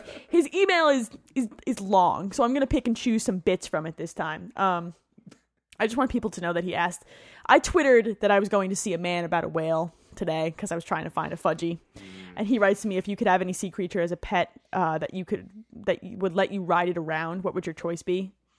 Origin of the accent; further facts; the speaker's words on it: New Jersey, United States; I grew up in New Jersey. I got to represent Jersey pride on this one.